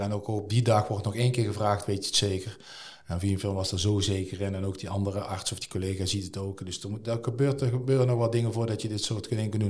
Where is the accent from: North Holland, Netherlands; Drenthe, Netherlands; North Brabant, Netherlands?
North Brabant, Netherlands; Nuenen; al heel mijn leven heb ik daar, heb ik daar gewoond